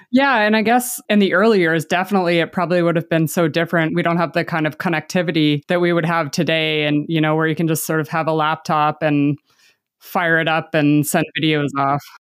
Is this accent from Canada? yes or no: yes; Canada; I'm Canadian